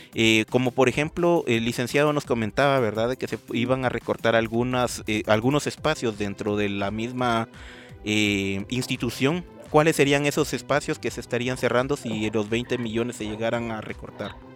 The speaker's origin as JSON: {"language": "Spanish", "country": "Guatemala", "said": "como ciudadanos guatemaltecos"}